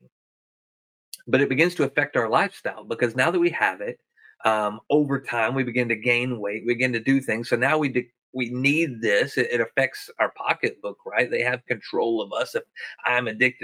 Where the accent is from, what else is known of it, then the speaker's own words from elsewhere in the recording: the South, United States; I'm from the South